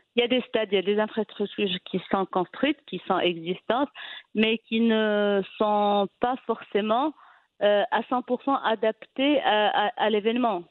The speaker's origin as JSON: {"language": "French", "town": "Fez", "region": "Fès-Meknès", "country": "Morocco", "tie": "born or raised there", "also_born_or_lived": "Rabat", "said": "je suis originaire de la ville de Fès, donc à l'âge de 17 ans, 18 ans déjà, j'étais rédactrice pour le, site web du club"}